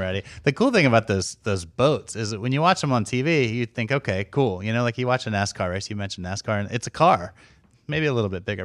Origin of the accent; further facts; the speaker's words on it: Maryland near Washington D.C., United States; moved away; I grew up in Maryland near Washington D.C.